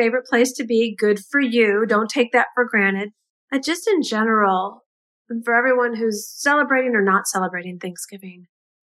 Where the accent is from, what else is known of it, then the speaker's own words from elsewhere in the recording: United States; being an American